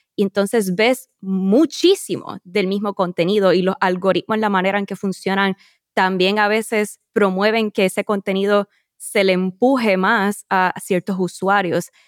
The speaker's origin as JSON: {"language": "Spanish", "country": "Puerto Rico", "tie": "born or raised there", "said": "Los acompaño desde mi tierra natal, Puerto Rico."}